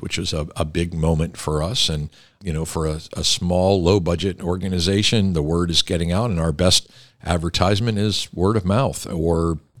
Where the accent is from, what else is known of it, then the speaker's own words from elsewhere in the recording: Pittsburgh, Pennsylvania, United States; You come from the same area of the country and the state that I come from